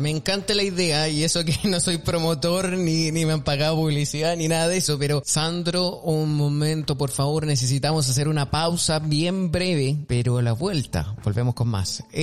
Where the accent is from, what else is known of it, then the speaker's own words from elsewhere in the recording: Chile; Es como que yo soy chileno y digo, ok, un chileno hablando inglés.